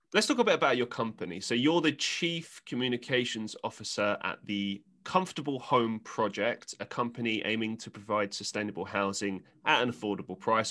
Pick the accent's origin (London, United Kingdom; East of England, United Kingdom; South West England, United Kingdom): London, United Kingdom; I grew up in London